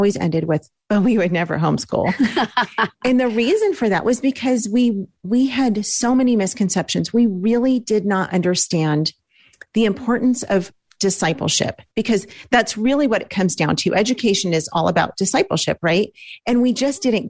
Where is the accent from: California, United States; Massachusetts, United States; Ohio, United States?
California, United States; Los Angeles; We're from Los Angeles